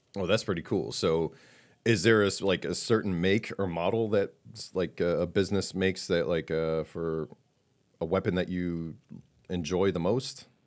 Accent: Massachusetts, United States; I come from Massachusetts

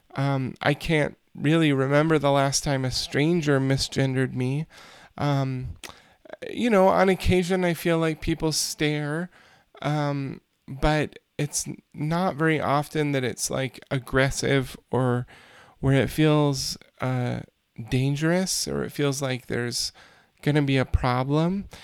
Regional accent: United States; as an American citizen

